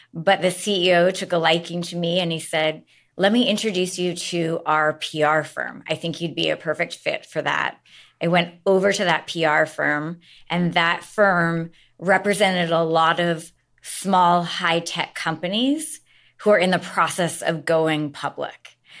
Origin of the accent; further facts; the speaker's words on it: Seattle, Washington, United States; moved away as an adult; I am from Seattle